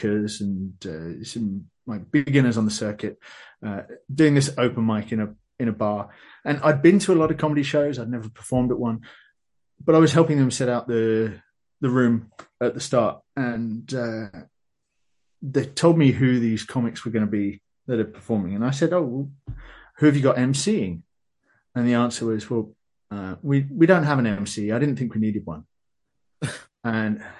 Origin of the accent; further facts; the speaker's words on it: London, United Kingdom; moved away as an adult; now in Netherlands; I grew up in London